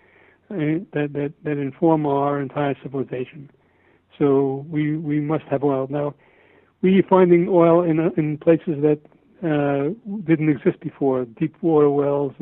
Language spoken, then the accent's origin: English; United States; we Americans